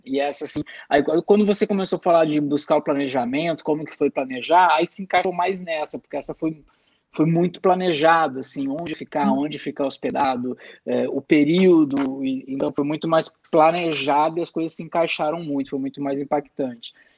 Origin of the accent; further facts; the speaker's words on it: Rio Grande do Sul, Brazil; Eu sou gaúcho